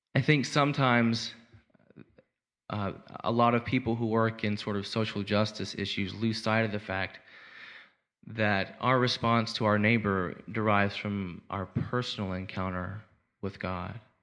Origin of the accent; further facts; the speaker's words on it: Arkansas, United States; I'm from Arkansas